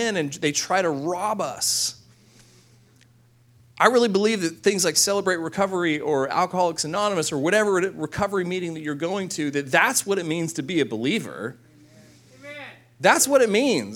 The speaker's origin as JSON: {"language": "English", "town": "Corpus Christi", "region": "Texas", "country": "United States", "tie": "born or raised there", "said": "my hometown in Corpus Christi"}